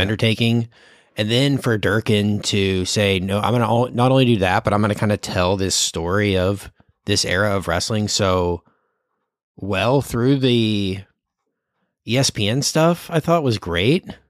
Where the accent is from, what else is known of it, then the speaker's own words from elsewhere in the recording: Dallas, Texas, United States; I am from Dallas